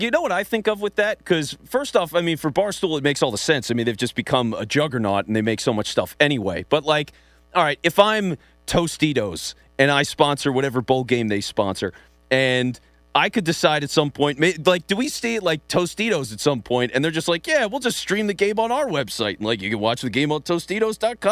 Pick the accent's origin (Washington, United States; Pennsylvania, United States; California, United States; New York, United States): Pennsylvania, United States; Philadelphia; That's my hometown